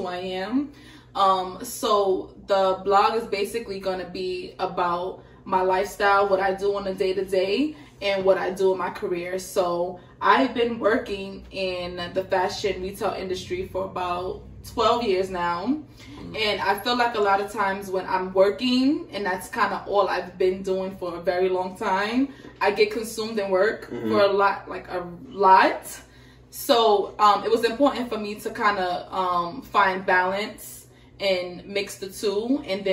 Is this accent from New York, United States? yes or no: yes; New York City, New York, United States; moved away as an adult; now in New Jersey, United States; I'm from Crown Heights, Brooklyn.